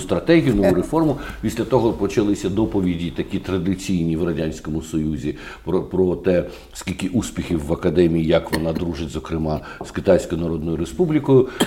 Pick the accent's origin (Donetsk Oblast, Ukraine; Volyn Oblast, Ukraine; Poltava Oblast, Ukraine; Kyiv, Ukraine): Kyiv, Ukraine; Як киянин